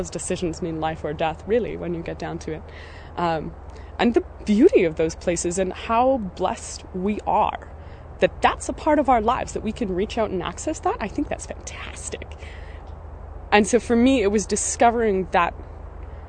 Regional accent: Golden, British Columbia, Canada; I'm from Golden, BC, Canada

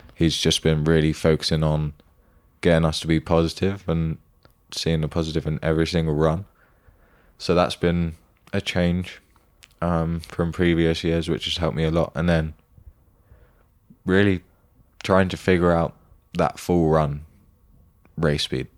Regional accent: United Kingdom; as a British person

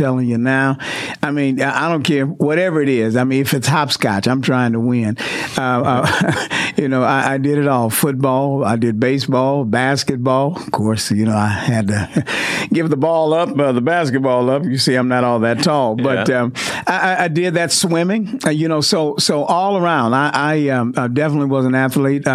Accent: Houston, Texas, United States; moved away as an adult; now in Mansfield, United States; I was born in Houston, Texas. I was born in Mercy Hospital, located in the part of Houston known as Sunnyside. So, I'm a kid from born in Sunnyside, attended church in Third Ward, and lived a while in Fifth Ward. So I kind of lived all over the Houston area.

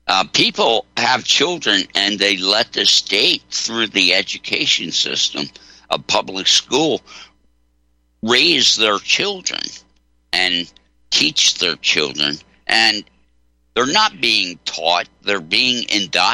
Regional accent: Delaware, United States; I grew up in Delaware

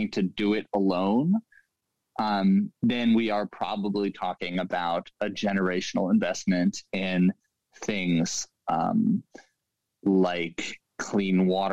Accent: New York City, New York, United States; I grew up in Lower Manhattan and went to school in Brooklyn.

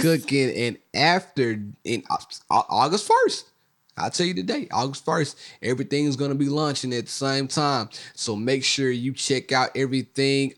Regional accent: Mississippi, United States; I'm from Mississippi

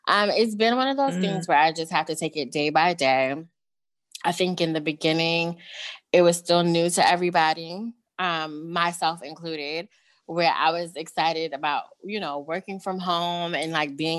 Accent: New York, United States; now in Washington, DC, United States; I am now based in DC, but born and raised in New York.

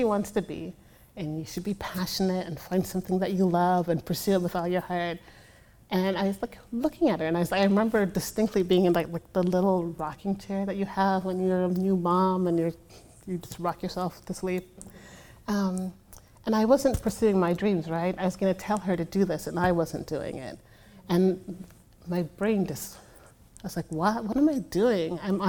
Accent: Brooklyn, New York, United States; I grew up pretty poor in Brooklyn.

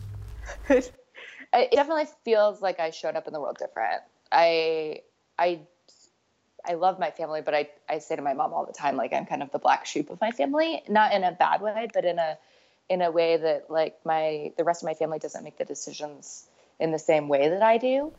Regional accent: Omaha, Nebraska, United States; I grew up in Omaha, Nebraska

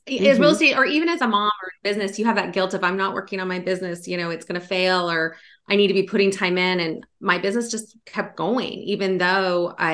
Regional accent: Sacramento, California, United States; now in Virginia, United States; I'm from Sacramento, California

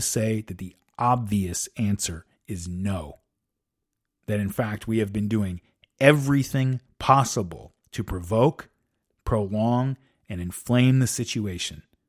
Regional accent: United States; I am an American.

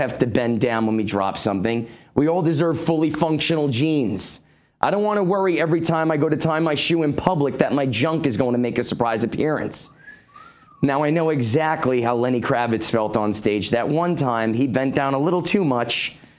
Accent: New York, United States; I'm from New York, and I thought I knew the definition of putrid.

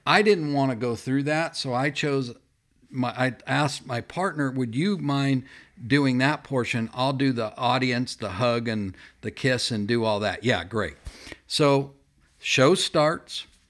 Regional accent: Fullerton, California, United States; I grew up in Chuck Swindoll's church, E V Free Fullerton

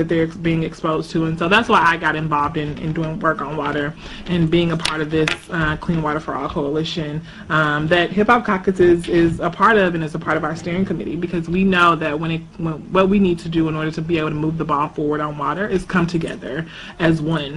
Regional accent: Jackson, Mississippi, United States; moved away as an adult; also born or lived in Atlanta; now in Washington, D.C., United States; my hometown in Jackson

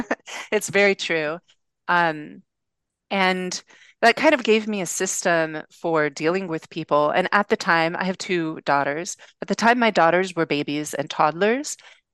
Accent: Venice Beach, California, United States; But I grew up in Venice Beach, which is probably one of the most liberal parts of the planet

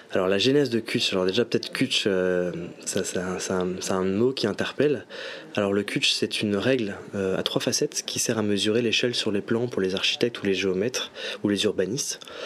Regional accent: Brest, Brittany, France; moved away as an adult; also born or lived in Paris; on s'est rencontrés sur les bancs de l'école en art appliqué au lycée Vauban, donc ici à Brest. Et il y a cinq ans, je suis revenu moi sur Brest

